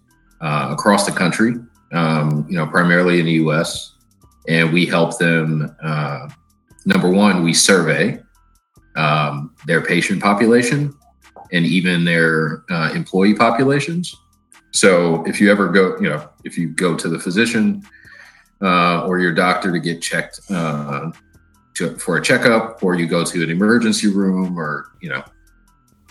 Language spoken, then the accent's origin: English; Michigan, United States; also born or lived in California / Washington DC metropolitan area (DMV) / East Coast; now in Boston, United States; born in California, raised in Michigan